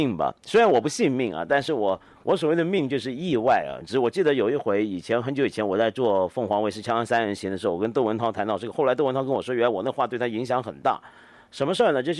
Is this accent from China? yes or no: no; Taiwan; now in Hong Kong; 我是我在香港出生，四个月大就到了台湾去住。